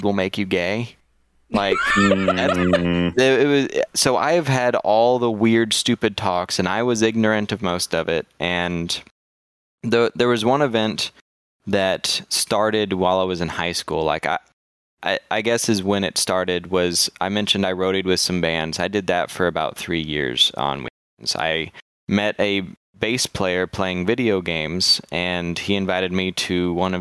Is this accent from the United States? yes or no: yes; Texas, United States; As a Texan